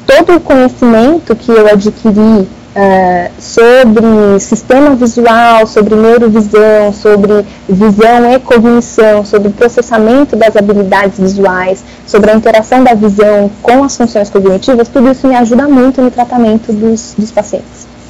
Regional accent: São Paulo, Brazil; sou aqui de São Paulo, né, da capital

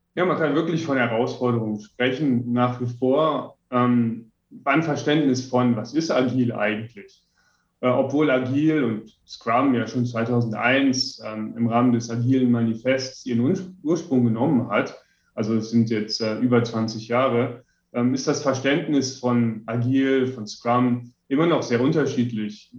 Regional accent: western Germany, Germany; also born or lived in Ammersee, Bavaria; now in Bavaria, Germany; komme ich aus dem Westen Deutschlands

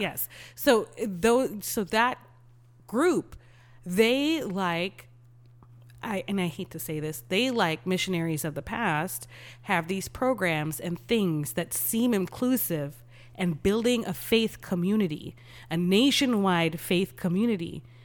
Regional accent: Texas, United States; as a Texan

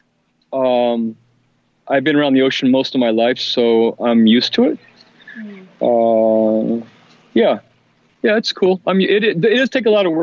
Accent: Southern California, United States; I grew up in Southern California swap meets

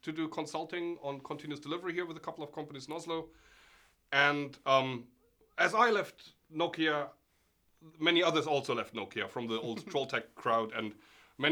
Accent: Germany; moved away as an adult; also born or lived in Norway; I'm originally from Germany, where I studied computer science

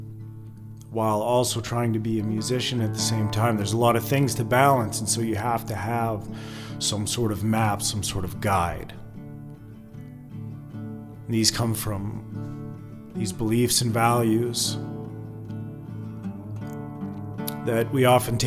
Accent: Alberta, Canada; Growing up in Alberta, this Western place

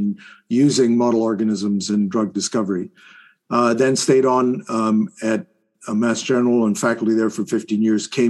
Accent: Isle of Skye, Scotland, United Kingdom; now in Boston, United States; I grew up, as you said, on Skye

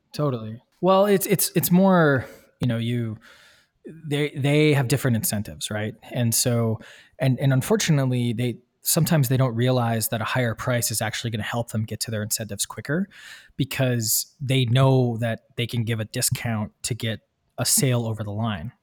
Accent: Midwest, United States; moved away; I'm from the Midwest originally

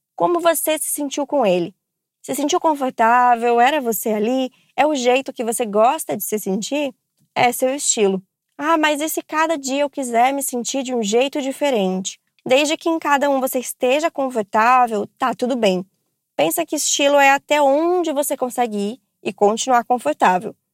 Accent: Santos, São Paulo, Brazil; tenho 33 anos, sou de Santos, São Paulo.

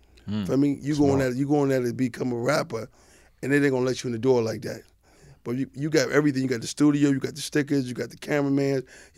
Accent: Staten Island, New York, United States; When I came home, for me, you know, and I was just from Staten Island.

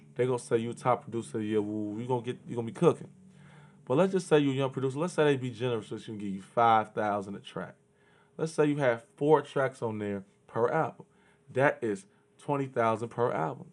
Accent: Chicago, Illinois, United States; I grew up in Chicago.

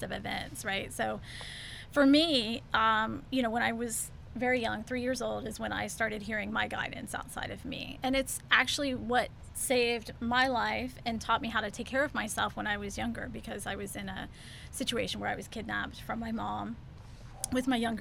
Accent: Houston, Texas, United States; also born or lived in Clear Lake, Texas; I grew up in Houston

